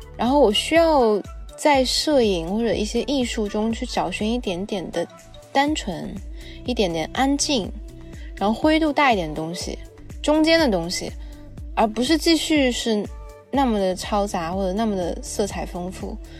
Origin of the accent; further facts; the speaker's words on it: China; 就我们中国人都讲要以墨写色嘛